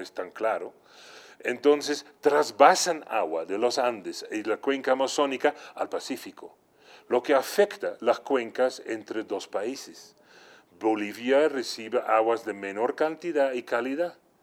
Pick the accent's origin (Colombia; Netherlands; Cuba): Netherlands; moved away; en mi país de origen, Holanda, donde nací en un área urbano-rural cercano